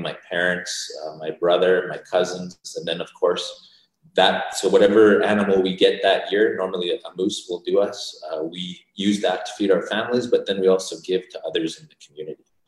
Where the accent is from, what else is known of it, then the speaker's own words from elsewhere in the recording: Calgary and St. Albert, Alberta, Canada; also born or lived in Vancouver, British Columbia; we grew up in Calgary and in St. Albert